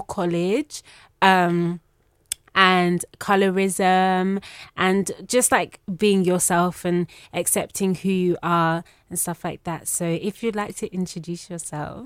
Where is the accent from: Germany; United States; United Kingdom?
United Kingdom; I'm British Nigerian